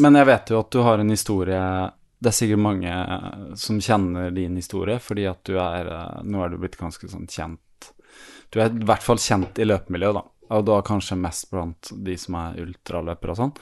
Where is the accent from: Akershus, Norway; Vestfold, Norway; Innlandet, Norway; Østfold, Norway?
Østfold, Norway; Fredrikstad; now in Stavanger, Norway; jeg er jo egentlig fra Fredrikstad, på Østfold-siden